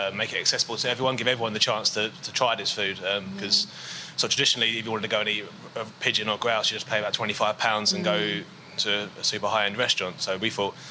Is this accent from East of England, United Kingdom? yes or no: no; London, United Kingdom; moved away as an adult; also born or lived in Brighton; I grew up in South East London